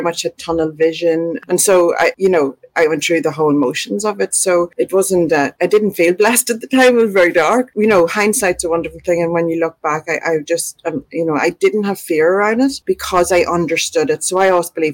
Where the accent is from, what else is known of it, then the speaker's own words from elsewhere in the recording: Ireland; moved away as an adult; now in Australia; We had moved to Australia 2.5 years before beforehand. I'm from Ireland, so we moved to Australia 2.5 years beforehand